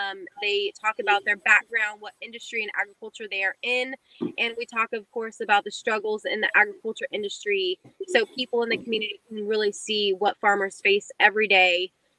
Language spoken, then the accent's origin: English; Fresno, California, United States; now in Middle Tennessee, United States; We're originally from Fresno, California. We were dairy farmers there for the first 80 years, I guess.